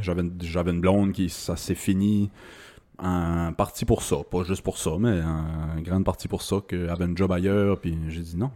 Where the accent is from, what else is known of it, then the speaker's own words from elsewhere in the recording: New Richmond, Quebec, Canada; ma ville natale, New Richmond, c'est une ville à vivre